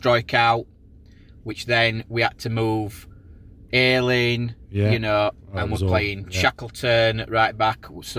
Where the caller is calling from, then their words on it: Ossett, Yorkshire and the Humber, United Kingdom; I'm … from Osset.